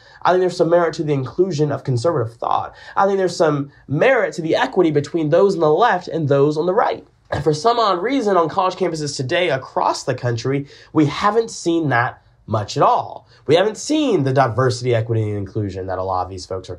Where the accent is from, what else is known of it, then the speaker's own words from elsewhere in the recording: Augusta, Georgia, United States; I'm from Augusta, Georgia. I'm from Augusta, where there is nothing we hold more dear than the sport of golf